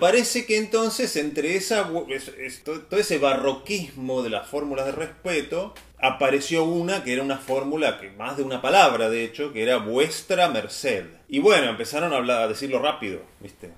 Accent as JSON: {"language": "Spanish", "country": "Argentina", "said": "nosotros como argentinos voceantes"}